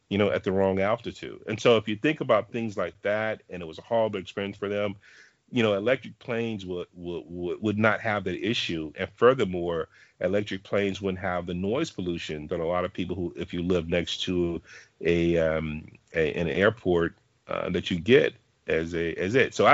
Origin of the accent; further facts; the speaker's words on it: the South, United States; I'm from the South, uh